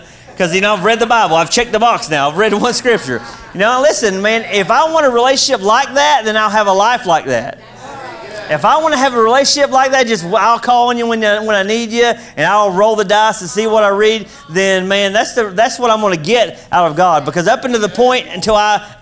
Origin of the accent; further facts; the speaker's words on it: Kentucky, United States; I'm from Kentucky.